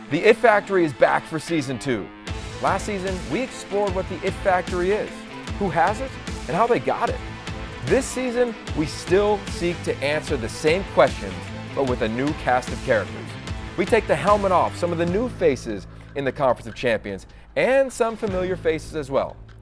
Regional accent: Pennsylvania, United States; I grew up in Pennsylvania

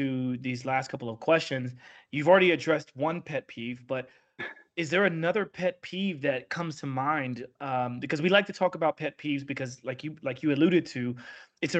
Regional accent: United States; I'm from the Midwest, from the South

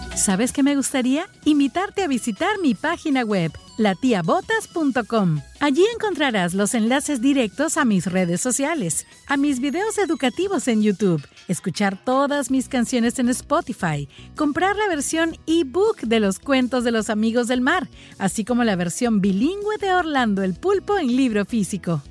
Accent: Peru; moved away; desde Perú. Aquí ando en mi tierra linda

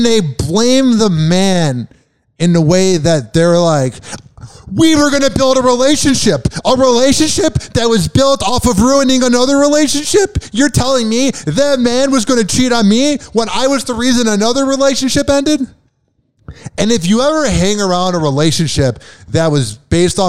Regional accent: Chicago, Illinois, United States; I'm from Chicago

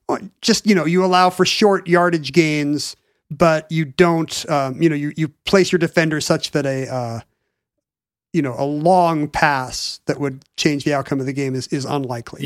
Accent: United States; as an American.

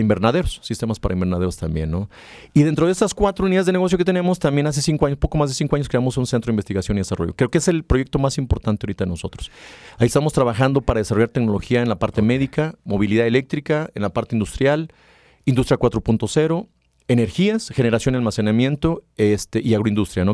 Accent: Mexico

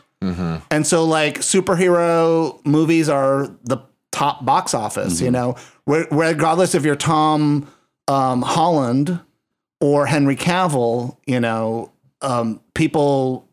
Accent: San Juan, Puerto Rico; I grew up in San Juan, Puerto Rico, and that was a tourist destination in the 1980s

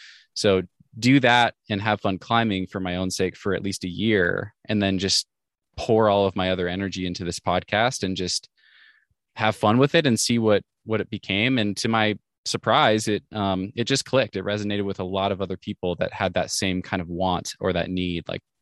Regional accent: Pacific Northwest, United States; So I'm 32 years old now. I grew up in the Northwest and had a very normal upbringing

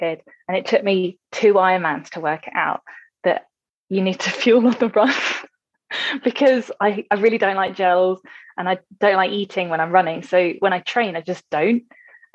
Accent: England, United Kingdom; we're English.

